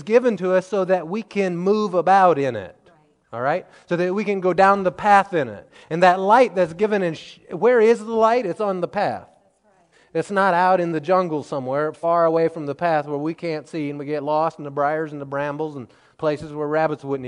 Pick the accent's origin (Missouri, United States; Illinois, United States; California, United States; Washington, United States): Missouri, United States; the Ozarks of; growing up in the Ozarks of Missouri